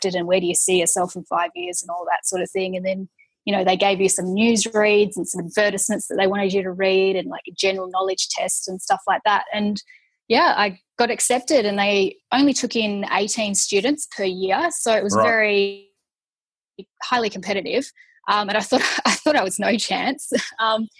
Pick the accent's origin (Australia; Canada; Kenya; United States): Australia; Perth, Western Australia; moved away as an adult; now in Melbourne, Australia; I grew up in Perth